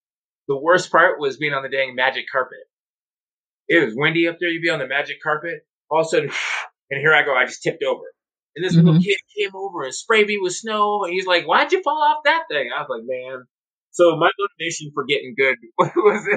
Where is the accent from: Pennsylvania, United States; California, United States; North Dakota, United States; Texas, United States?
North Dakota, United States; moved away; I'm from North Dakota